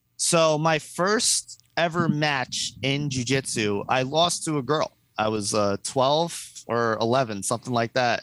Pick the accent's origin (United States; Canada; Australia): United States; New Jersey; I grew up like 10 minutes from the city in yeah. North Jersey